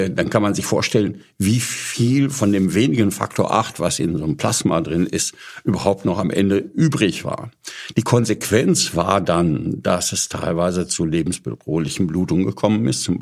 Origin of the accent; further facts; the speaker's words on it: Paderborn, North Rhine-Westphalia, Germany; Also ich bin ähm, in Paderborn aufgewachsen.